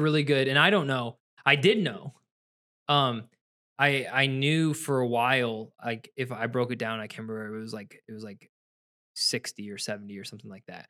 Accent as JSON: {"language": "English", "region": "Ohio", "country": "United States", "moved": "yes", "lives_now": "Michigan, United States", "said": "I'm from Ohio, my wife's from Virginia. I moved here to Michigan"}